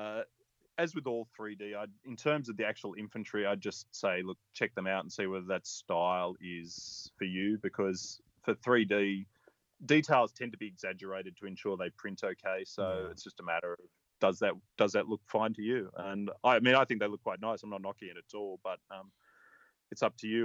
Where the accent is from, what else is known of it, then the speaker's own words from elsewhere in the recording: Australia; I'm an Australian